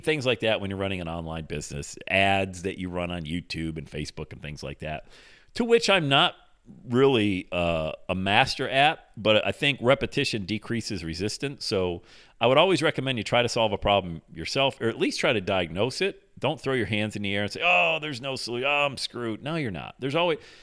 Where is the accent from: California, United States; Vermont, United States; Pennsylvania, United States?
Pennsylvania, United States; Bradford; moved away as an adult; also born or lived in Buffalo, New York; My hometown's Bradford, PA, 80 miles south of there